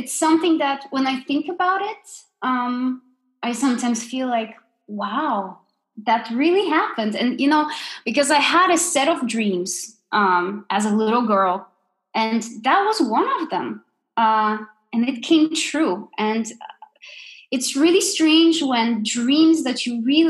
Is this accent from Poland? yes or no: yes; Poland; moved away as an adult; now in Denmark; I grew up in Poland